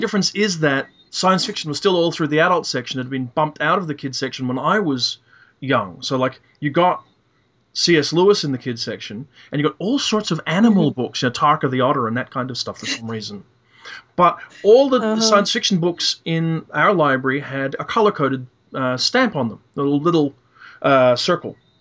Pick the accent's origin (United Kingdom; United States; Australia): Australia; Perth, Western Australia; I was growing up in Perth, Western Australia, where in 1970 it was stinking hot